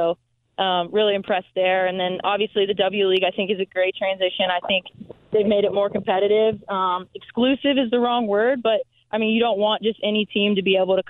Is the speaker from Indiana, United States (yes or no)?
yes; Indianapolis, Indiana, United States; This is where I'm from. This is where I grew up since first – I think I've been living here since I was in first grade. I was born here.